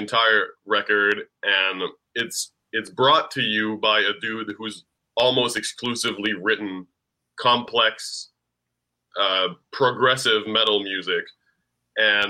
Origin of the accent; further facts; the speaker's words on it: Ottawa, Ontario, Canada; I'm from Ottawa